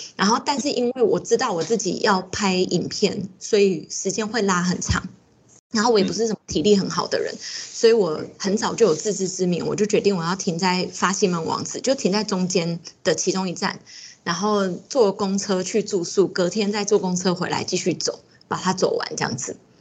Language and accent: Chinese; Taiwan; 我们台湾人这么容易就可以来到日本